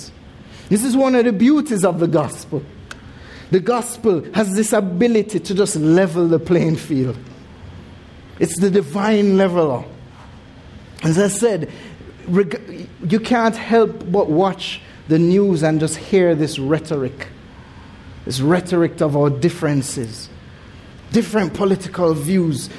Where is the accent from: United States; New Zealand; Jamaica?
Jamaica; moved away; growing up in Jamaica, even though it is said that we have the most churches per square mile